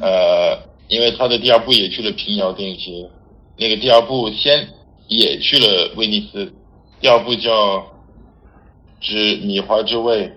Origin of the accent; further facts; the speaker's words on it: France; Chinese is a second language; moved away as an adult; also born or lived in Paris, France / Barcelona, Spain; now in Beijing, China; 我是法国人。 在北京十二年，我现在在一家电影海外发行公司叫Fortissimo Film